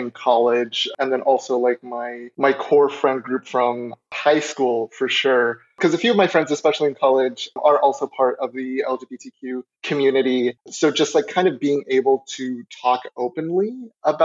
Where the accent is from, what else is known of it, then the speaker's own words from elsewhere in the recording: Colorado, United States; moved away as an adult; I currently am an out-of-state student since I'm originally from Colorado